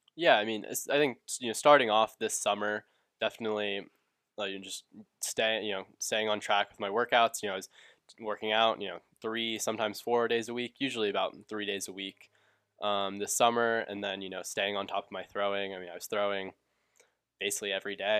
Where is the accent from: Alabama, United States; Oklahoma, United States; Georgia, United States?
Georgia, United States; Atlanta; I grew up in Atlanta